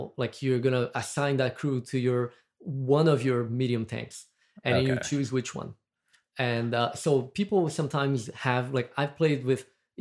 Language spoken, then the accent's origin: English; Brazil; accent: Brazilian; moved away; I'm from Brazil. That's what my accent is. Is from.